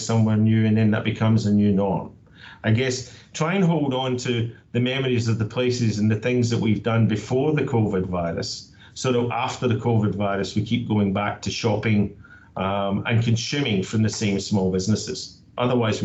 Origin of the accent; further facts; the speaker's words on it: Scotland, United Kingdom; now in Australia; I'm from Scotland, but I'm proud to say that I call Australia home